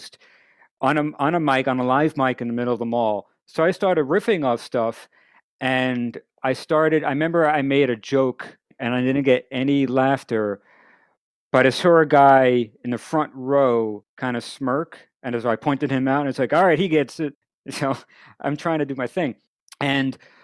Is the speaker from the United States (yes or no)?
yes; Merrick, New York, United States; I grew up in Merrick.